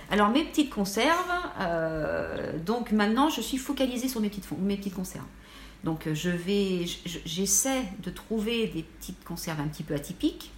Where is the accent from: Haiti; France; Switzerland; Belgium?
France; Lille, Hauts-de-France; je suis de Lille